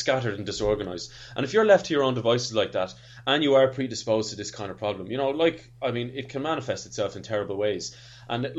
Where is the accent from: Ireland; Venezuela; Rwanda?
Ireland; As an Irishman